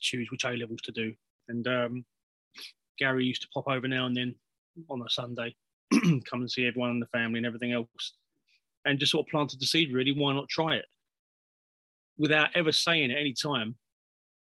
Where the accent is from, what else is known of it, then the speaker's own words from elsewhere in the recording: London, United Kingdom; I grew up in East Ham, in East London, which is, you know, half a mile from West Ham's ground